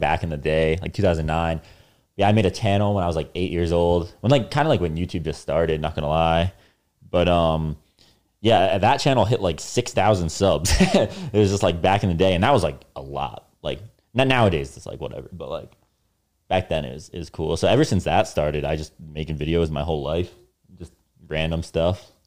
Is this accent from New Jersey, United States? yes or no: yes; New Jersey, United States; North Jersey